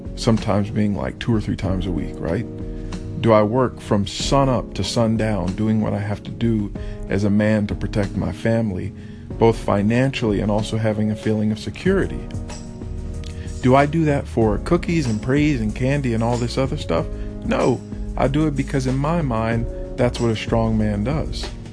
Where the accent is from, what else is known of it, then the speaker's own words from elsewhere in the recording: Texas, United States; I come from Texas. I come from the South. This is how I was raised.